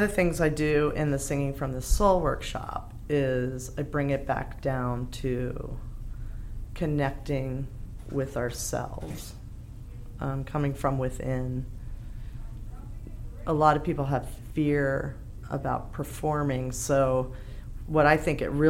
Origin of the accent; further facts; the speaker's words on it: United States; moved away as an adult; I'm from the States. And I moved here 10 years ago